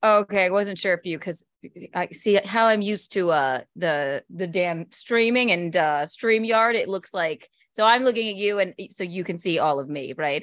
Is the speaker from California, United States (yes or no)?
no; South Carolina, United States; moved away as an adult; also born or lived in Chicago, Illinois, United States; now in New York City, United States; I grew up in South Carolina